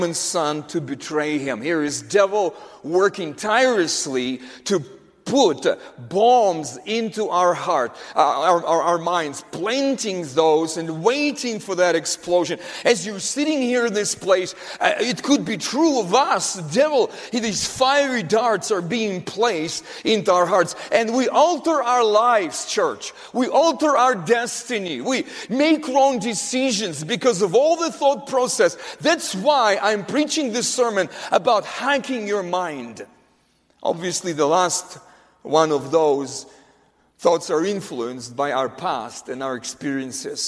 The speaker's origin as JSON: {"language": "English", "country": "Russia", "tie": "born or raised there", "said": "growing up in Russia, in the Soviet Union, Soviet Russia"}